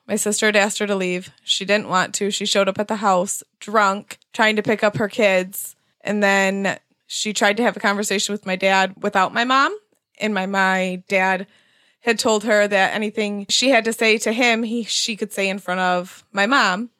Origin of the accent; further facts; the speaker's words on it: Grand Rapids, Michigan, United States; I am from Grand Rapids